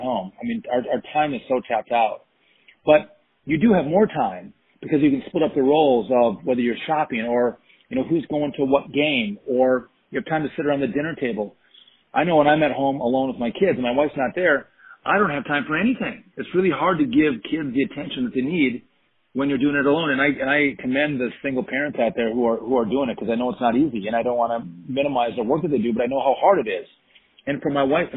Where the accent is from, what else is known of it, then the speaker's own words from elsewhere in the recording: Wisconsin, United States; I come from Wisconsin